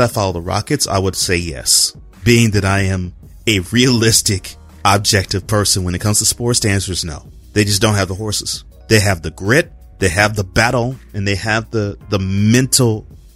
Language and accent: English; Houston, Texas, United States; I'm from Houston